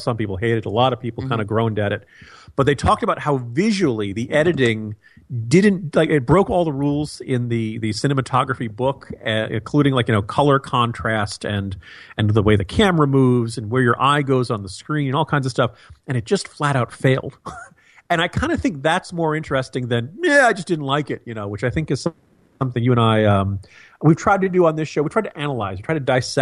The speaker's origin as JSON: {"language": "English", "region": "New Jersey", "country": "United States", "tie": "born or raised there", "said": "I grew up in New Jersey"}